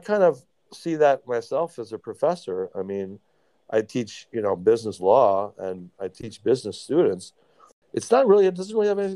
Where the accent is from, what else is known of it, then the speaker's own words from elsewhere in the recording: Baltimore, Maryland, United States; I was born in Baltimore. So at the time, I mean, I grew up in the early 70s in Baltimore.